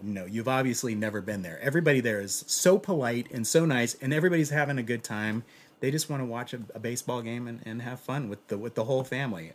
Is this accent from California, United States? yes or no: yes; Los Angeles, California, United States; I'm from Los Angeles